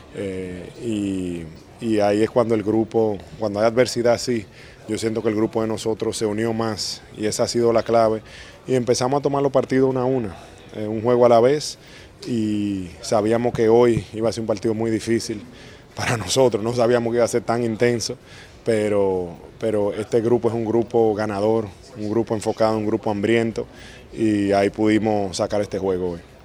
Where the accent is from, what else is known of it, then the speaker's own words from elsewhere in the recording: Dominican Republic; como todo dominicano